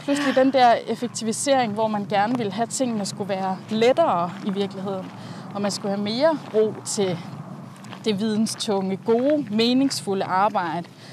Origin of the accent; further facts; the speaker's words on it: Langeland, Southern Denmark, Denmark; moved away as an adult; also born or lived in London; jeg har jo haft min barndom på Langeland